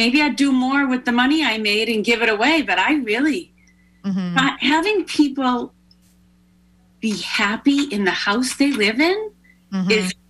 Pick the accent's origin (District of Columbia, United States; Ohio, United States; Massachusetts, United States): Massachusetts, United States; Weymouth; also born or lived in Holbrook / Taunton; now in Pembroke, United States; I was born and raised in Weymouth. I lived in Holbrook. I lived in Taunton. I live in Pembroke now.